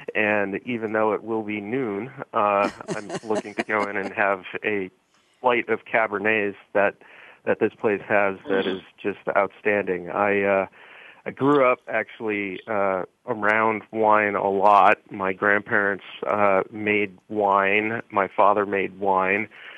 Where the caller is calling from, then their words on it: Philadelphia, Pennsylvania, United States; Yeah, Bonnie, I'm actually in Philadelphia today.